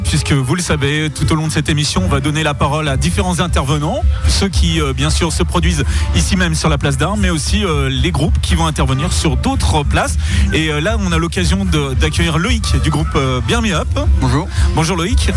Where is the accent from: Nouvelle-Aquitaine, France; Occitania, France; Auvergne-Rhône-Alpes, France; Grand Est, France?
Grand Est, France; Sélestat region, Benfeld; Région de Célestat, Benfeld, oui. Entre les deux